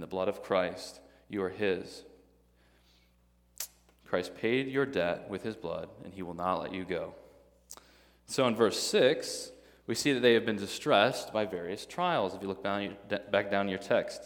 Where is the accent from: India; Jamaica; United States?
United States; Midwest; now in Tennessee, United States; I'm a Midwesterner